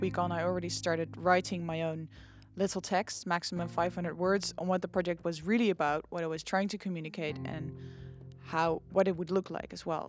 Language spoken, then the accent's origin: English; Nijmegen, Gelderland, Netherlands; I'm from Nijmegen